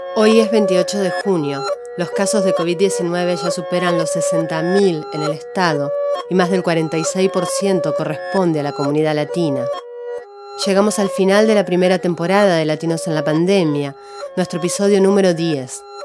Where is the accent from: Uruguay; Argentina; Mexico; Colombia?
Argentina; también soy argentina